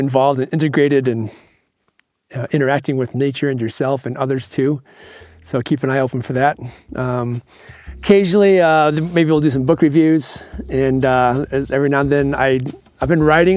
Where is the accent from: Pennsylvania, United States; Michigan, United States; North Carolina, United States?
Michigan, United States; moved away; I grew up in Michigan, and for a good 10 to 12 years of my younger life before I headed off in the world, I grew up on a small farm